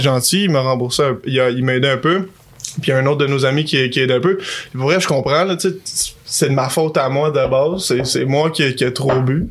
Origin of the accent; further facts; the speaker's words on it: Canada; Les deux, on vient du Canada.